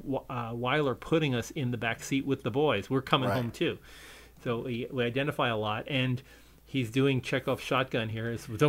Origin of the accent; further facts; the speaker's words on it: New Jersey, United States; I grew up in New Jersey